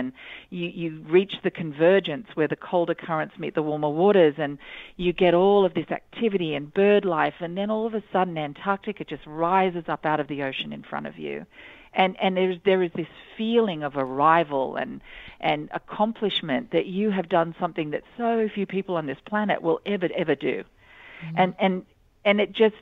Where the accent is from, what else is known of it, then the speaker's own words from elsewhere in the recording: Australia; moved away; I grew up in Australia.